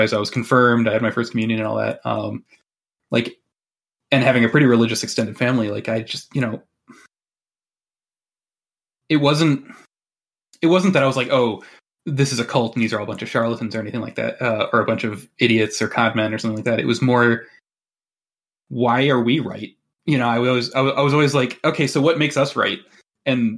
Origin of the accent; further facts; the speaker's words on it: Michigan, United States; I grew up where, you know, University of Michigan, good. Michigan State, bad